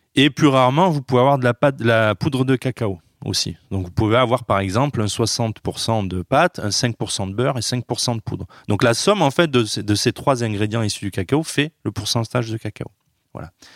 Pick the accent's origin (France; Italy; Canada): France; Carpentras, Provence-Alpes-Côte d'Azur; il a été un des fondateurs de la Biocop à Carpentras. Donc moi, tout petit, j'ai grandi aussi dans la Biocop